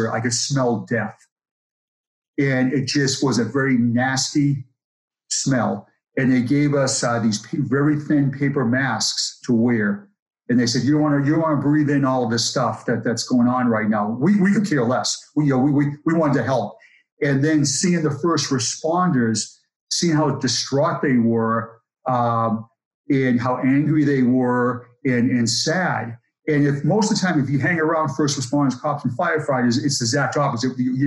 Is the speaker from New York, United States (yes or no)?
no; Boston, Massachusetts, United States; I grew up in Boston, and my neighborhood had a police officer